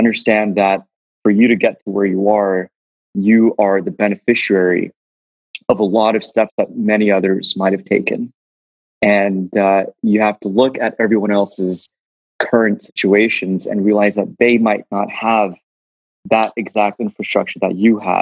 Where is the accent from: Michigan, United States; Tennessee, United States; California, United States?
California, United States; Los Angeles; I'm the son of two Pakistani Hindu refugees into the US. I was born in South Central LA.